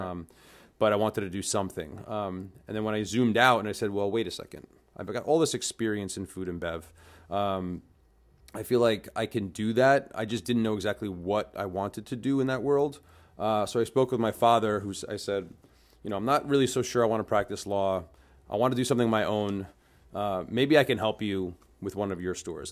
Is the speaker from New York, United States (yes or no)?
yes; New York City, New York, United States; I'm originally a New Yorker, um, grew up in the food and beverage